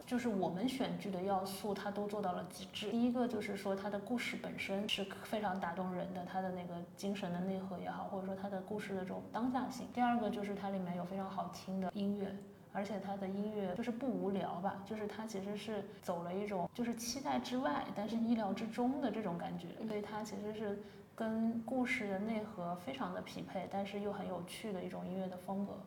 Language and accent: Chinese; Zhejiang, China; moved away; 我老家可能这个浙江的三四线城市